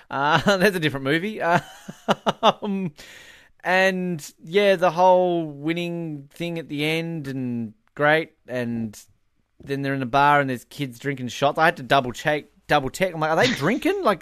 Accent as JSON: {"language": "English", "country": "Australia", "moved": "yes", "lives_now": "Canada", "said": "I'm Australian"}